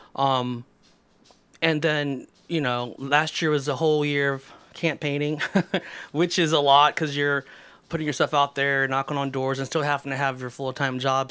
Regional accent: Mansfield, Ohio, United States; also born or lived in Texas / Columbus, Ohio; my brother and I were born in Texas, so m, when we moved here when we were little, uh, we've been in Mansfield most of our life

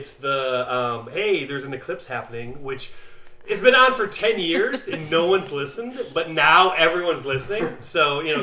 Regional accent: the Midwest, Ohio, United States; now in Seattle, United States; I'm from the Midwest too

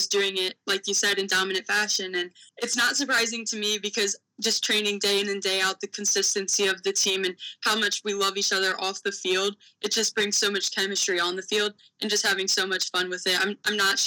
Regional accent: Mansfield, Ohio, United States; Love where I grew up from. Definitely a small town

